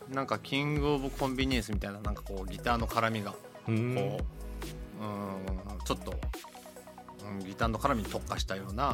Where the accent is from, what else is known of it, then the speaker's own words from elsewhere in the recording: Kumamoto, Japan; moved away; 熊本生まれだ、